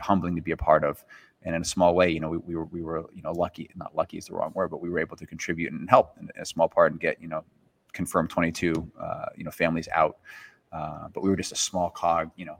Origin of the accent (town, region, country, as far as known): United States